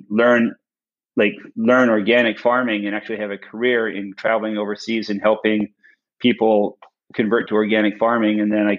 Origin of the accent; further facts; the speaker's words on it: Winnipeg, Manitoba, Canada; born there; I really fell in love with farms when I was a kid, because I was born in Winnipeg.